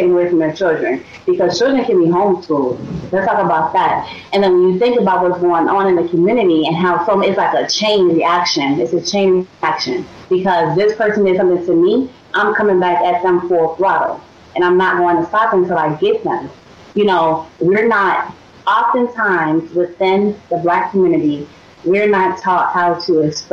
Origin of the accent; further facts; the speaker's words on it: Chicago, Illinois, United States; moved away; I was raised in Englewood. You know, great. It was a great neighborhood. Great neighborhood. I took pride in saying I grew up in Englewood.